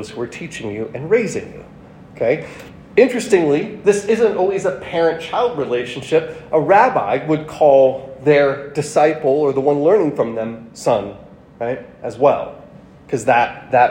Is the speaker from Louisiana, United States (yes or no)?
no; New York, United States; moved away; I'm from New York